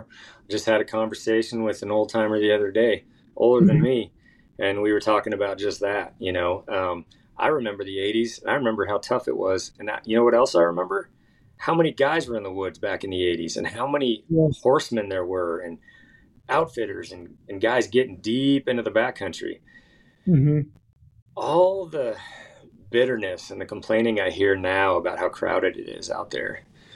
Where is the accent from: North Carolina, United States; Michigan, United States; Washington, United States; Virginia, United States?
Washington, United States; also born or lived in Idaho / Montana; You know, I grew up in Washington and Idaho and Montana.